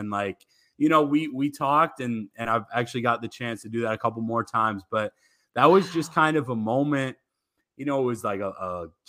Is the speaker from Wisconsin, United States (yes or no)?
yes; Madison, Wisconsin, United States; also born or lived in Rockford, Illinois; now in Central Iowa, United States; So that's where I grew up in Madison, like I mentioned, but born in Rockford, Illinois. That was my first few years of my life. And my family's actually back there.